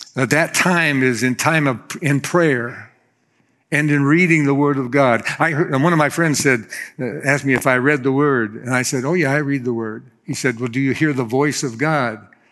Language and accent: English; Florida, United States; I'm from Florida